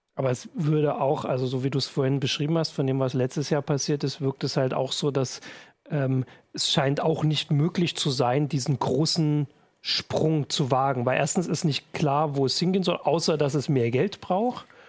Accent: East Germany, Germany; bei uns im Osten

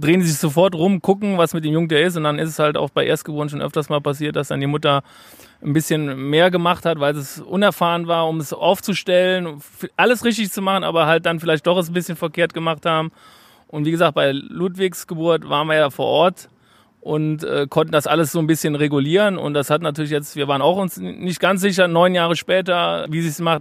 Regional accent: Cologne, North Rhine-Westphalia, Germany; now in Munich, Germany; weil ich Kölner bin

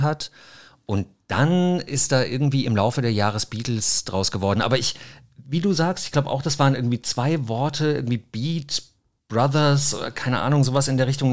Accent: Mainz, Rhineland-Palatinate, Germany; ich bin geboren hier in Mainz, habe auch hier Abitur gemacht

